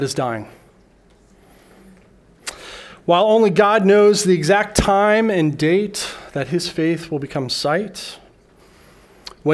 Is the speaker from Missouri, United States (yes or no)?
no; Denver, Colorado, United States; moved away as an adult; now in Okinawa, Japan; I flew back to my hometown of Denver, Colorado